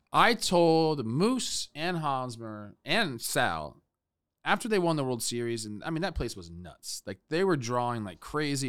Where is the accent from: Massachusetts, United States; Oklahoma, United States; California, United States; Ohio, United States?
California, United States; Los Angeles; I'm from Los Angeles, okay? I was two years old when this was going